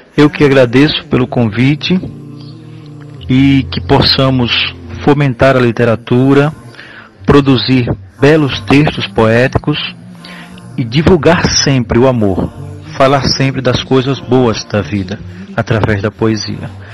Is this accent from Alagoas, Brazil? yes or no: yes; Piaçabuçu, Alagoas, Brazil; nasci em Piaçabuçu